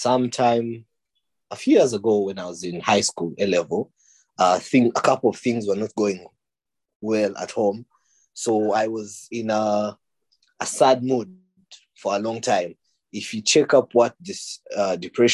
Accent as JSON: {"language": "English", "country": "Uganda", "tie": "born or raised there", "moved": "as an adult", "lives_now": "United Kingdom", "said": "I was born and raised in Uganda. I am studying aerospace engineering in the United Kingdom"}